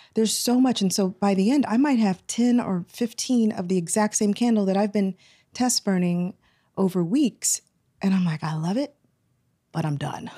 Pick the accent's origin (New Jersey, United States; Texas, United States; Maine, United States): Texas, United States; Houston; moved away; I'm originally from Houston, Texas, but I have a lot of family from Saint Louis